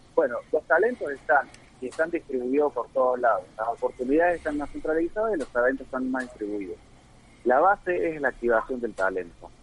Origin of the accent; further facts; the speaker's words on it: Río Cuarto, Córdoba, Argentina; moved away as an adult; also born or lived in Buenos Aires / Mexico; Nací en Río Cuarto